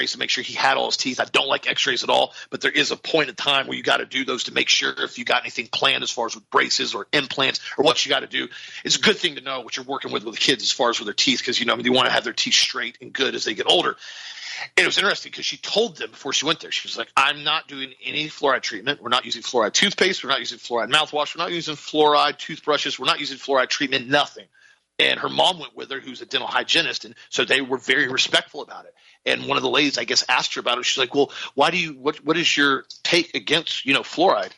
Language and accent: English; Auburndale, Florida, United States; I'm from Auburndale, Florida